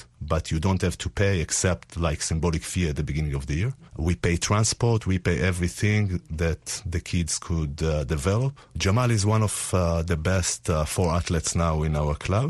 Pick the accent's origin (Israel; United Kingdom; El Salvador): Israel; Tel Aviv, Tel Aviv District; I come from Tel Aviv, Israel.